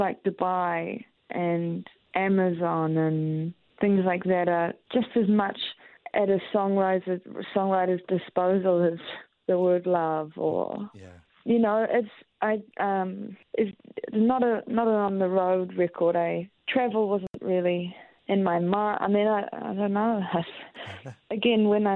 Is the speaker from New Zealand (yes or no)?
yes; Christchurch, Canterbury, New Zealand; moved away; I'm from Christchurch